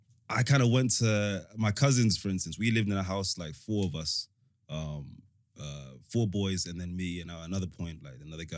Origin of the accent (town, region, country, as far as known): London, United Kingdom; born or raised there; also born or lived in Africa / United States / Rwanda / Somerset